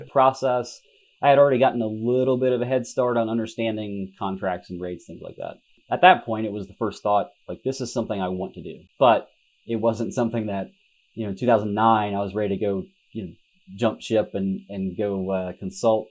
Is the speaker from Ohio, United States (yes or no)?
yes; southern Ohio, United States; now in Columbus, United States; I grew up in, in southern Ohio, so a small town, about 5,000 people